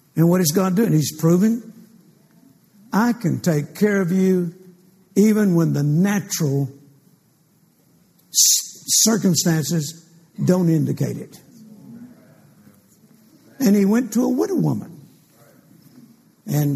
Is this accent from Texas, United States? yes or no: yes; Fort Worth, Texas, United States; I'm from Fort Worth, Texas